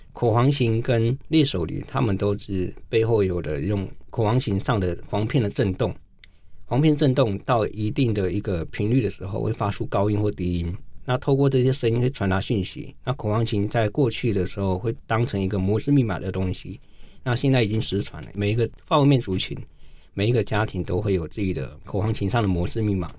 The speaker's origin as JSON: {"language": "Chinese", "region": "cities of northern Taiwan", "country": "Taiwan", "tie": "born or raised there", "also_born_or_lived": "Wanrong Township, Hualien County (Truku people)", "said": "我们是住在北部都市长大的"}